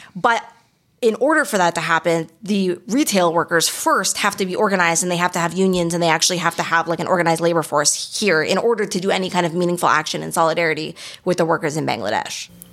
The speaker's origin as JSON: {"language": "English", "country": "Canada", "first_language": "English", "lives_now": "Montreal, Canada", "said": "we're Canadian"}